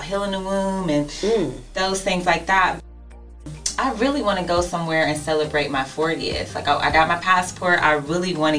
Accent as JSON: {"language": "English", "town": "Youngstown", "region": "Ohio", "country": "United States", "tie": "born or raised there", "also_born_or_lived": "Columbus, Ohio", "said": "me and Tia are both born and raised in Youngstown, Ohio. But grew up in both places, grew up in Youngstown and we grew up in Columbus, Ohio."}